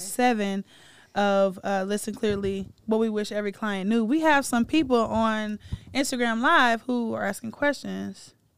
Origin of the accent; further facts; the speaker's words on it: Atlanta, Georgia, United States; my hometown of Atlanta, Georgia